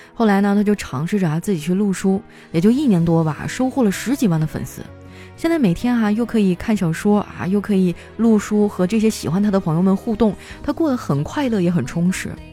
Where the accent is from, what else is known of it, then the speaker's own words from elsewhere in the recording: Northeast China, China; 身为一个东北人啊，我真的太爱搓澡了